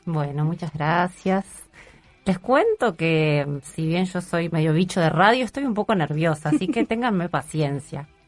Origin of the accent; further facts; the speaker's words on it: Córdoba, Argentina; moved away as an adult; now in Uruguay; que soy cordobesa